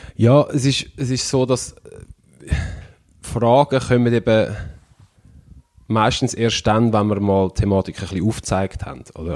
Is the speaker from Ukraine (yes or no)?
no; Switzerland; ich bin in der Schweiz aufgewachsen